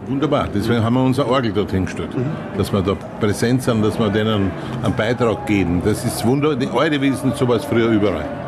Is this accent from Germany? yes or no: no; Austria; ich bin ein Österreicher